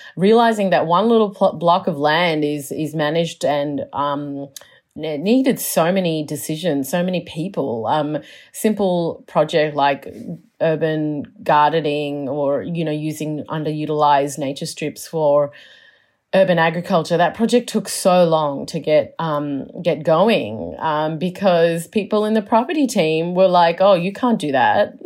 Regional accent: Melbourne, Victoria, Australia; also born or lived in Chicago / New York; I'm from Melbourne, so this is home, home

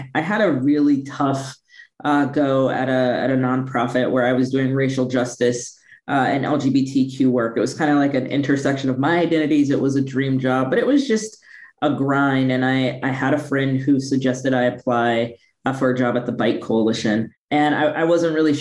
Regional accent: Midwest, United States; moved away as an adult; also born or lived in San Francisco Bay Area, California; I'm originally from the Midwest. I left the Midwest to go to law school in the Bay at Stanford

